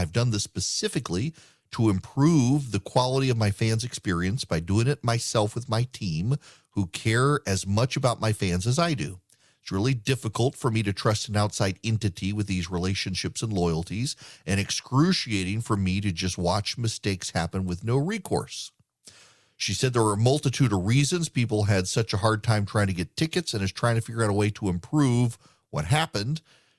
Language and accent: English; Dubai, United Arab Emirates; I grew up, never went to a concert unless you like count the opera or a Vienna Boys Choir growing up in Dubai.